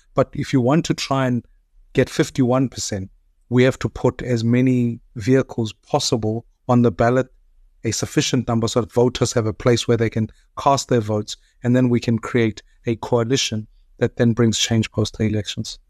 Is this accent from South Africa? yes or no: yes; South Africa; as a South African